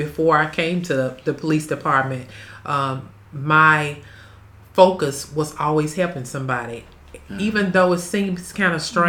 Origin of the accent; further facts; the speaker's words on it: Vicksburg, Mississippi, United States; also born or lived in Detroit, Michigan; I am from Vicksburg, Mississippi, an original native